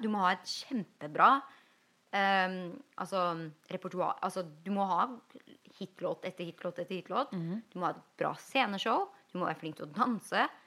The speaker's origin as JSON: {"language": "Norwegian", "country": "Norway", "moved": "yes", "lives_now": "Los Angeles, United States"}